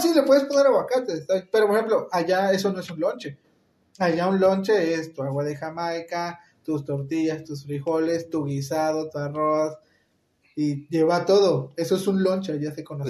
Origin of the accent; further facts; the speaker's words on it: Veracruz, Mexico; moved away; quiero viajar a Veracruz, quiero ir a, mi pueblo